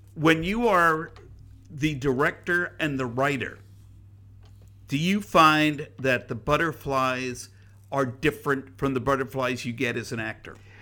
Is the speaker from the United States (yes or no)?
yes; United States; I was proud to be an American